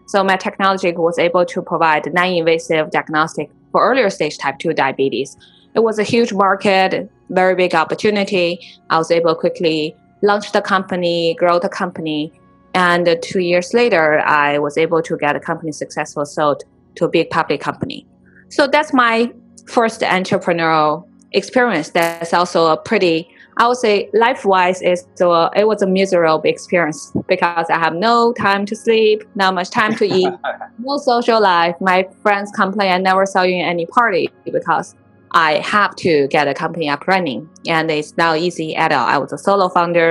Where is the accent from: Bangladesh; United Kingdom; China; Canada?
China; Inner Mongolia; moved away as an adult; now in United States; I was born and raised in Inner Mongolia